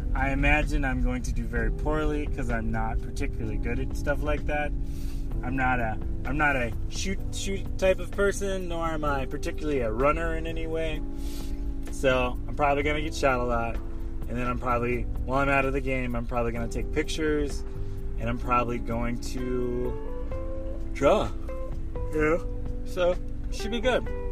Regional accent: North Carolina, United States; now in Washington, D.C. area, United States; I grew up in North Carolina with a pickup truck

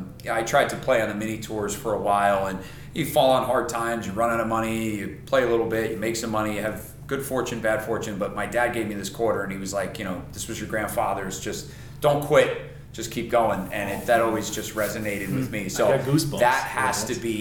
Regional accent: Rockland, New York, United States; moved away

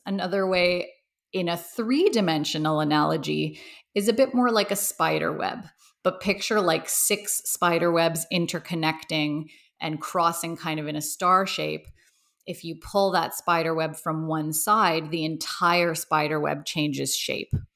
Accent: Toronto, Ontario, Canada; I grew up in Toronto, Canada

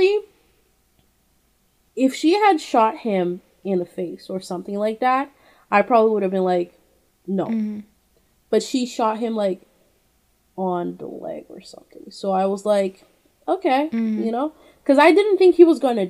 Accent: Brazil; moved away; I don't know if it's only in my hometown. It's called Itatiaia

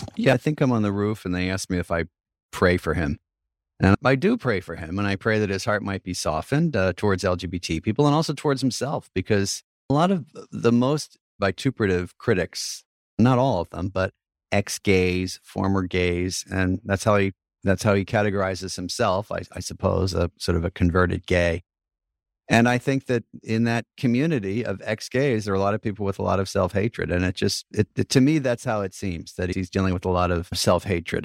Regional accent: New York, United States; as a New Yorker and as a priest

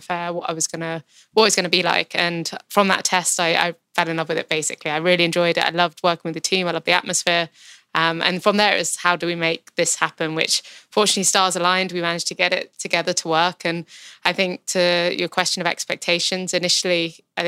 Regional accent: United Kingdom; I grew up, obviously, in the UK. I'm British

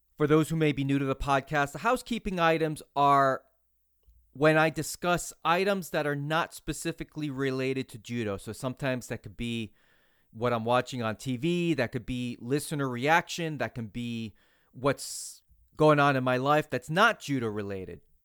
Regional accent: New England, United States; now in Tampa Bay area, United States; I'm originally from New England

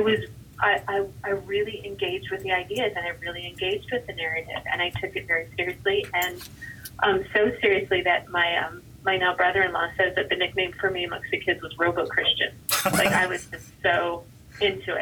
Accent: New York, United States; I did grow up in New York

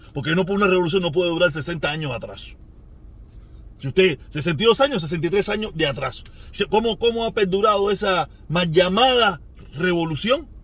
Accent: Cuba; moved away; mi pueblo

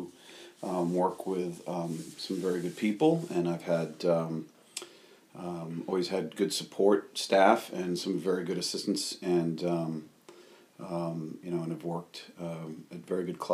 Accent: Rhode Island, United States; also born or lived in Massachusetts; growing up in Rhode Island

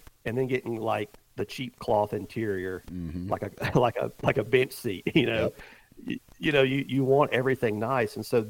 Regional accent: the South, United States; I've killed a lot of whitetails over the years just because I grew up in the South and had the opportunity to shoot a lot.

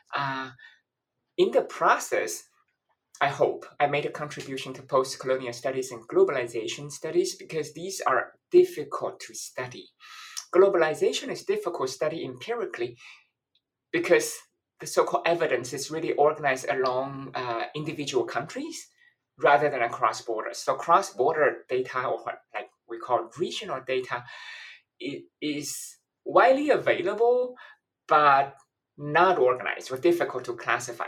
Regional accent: Taiwan; also born or lived in London, United Kingdom; now in Washington, D.C., United States; I'm originally from Taiwan

